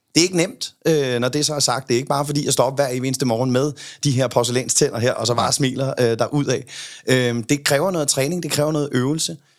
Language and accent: Danish; Copenhagen, Capital Region of Denmark, Denmark; Jeg kommer fra Amager.